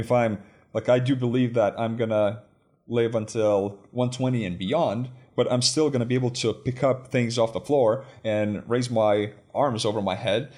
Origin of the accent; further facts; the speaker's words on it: Lithuania; moved away as an adult; also born or lived in United States; I grew up in Lithuania.